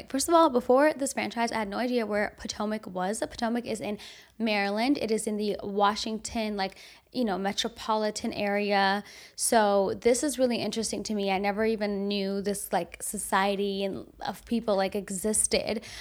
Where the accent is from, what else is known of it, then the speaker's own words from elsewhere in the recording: Armenia; born there; You know, I was born in Armenia, I've been to Armenia several times since